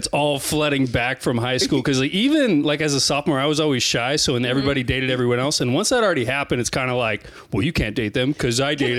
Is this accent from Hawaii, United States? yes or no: no; Blair, Nebraska, United States